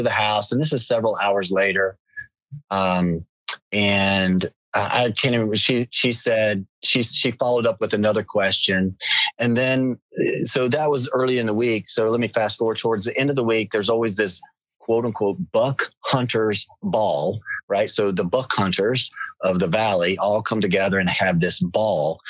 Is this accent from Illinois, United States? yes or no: no; South Carolina, United States; moved away as an adult; also born or lived in Northern California; I grew up in South Carolina.